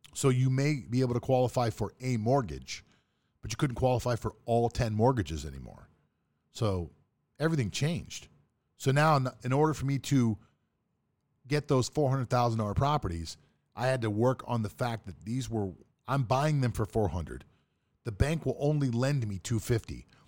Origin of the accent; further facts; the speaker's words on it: Pittsburgh, Pennsylvania, United States; moved away as an adult; also born or lived in South Florida; I grew up in Pittsburgh, Pennsylvania.